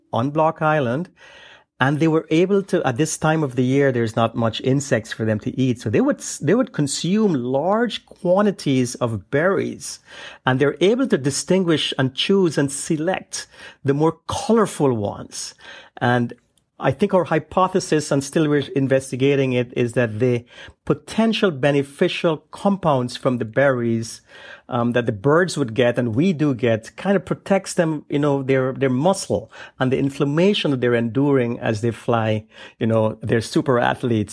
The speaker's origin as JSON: {"language": "English", "country": "Guyana", "tie": "born or raised there", "moved": "yes", "lives_now": "United States", "said": "I was born and I grew up in the uh, uh, South American country uh, known then as British Guiana, um, now known as Guyana"}